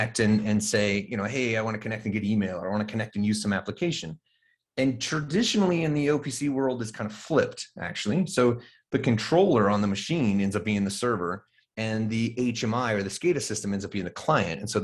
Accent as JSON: {"language": "English", "region": "Colorado", "country": "United States", "tie": "born or raised there", "said": "So living in Colorado, growing up in Colorado, actually fourth generation Colorado kid"}